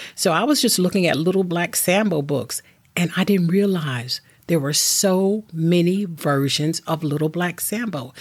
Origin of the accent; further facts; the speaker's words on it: Williamston, North Carolina, United States; I grew up on the East Coast of North Carolina and Williamston